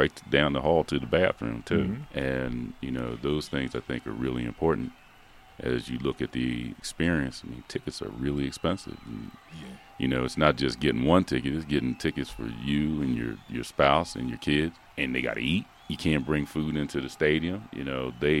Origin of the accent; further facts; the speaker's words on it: Philadelphia, Pennsylvania, United States; now in Reno, United States; growing up in Philadelphia, that's where I'm from